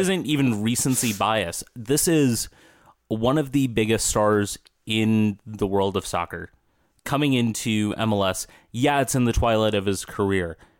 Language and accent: English; Minnesota, United States; as a Minnesotan.